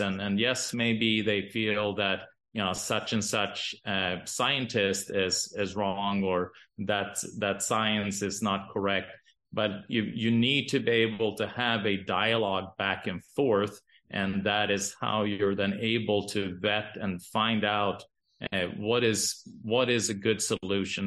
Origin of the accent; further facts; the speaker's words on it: Sweden; now in Boise, United States; I'm, I'm from Sweden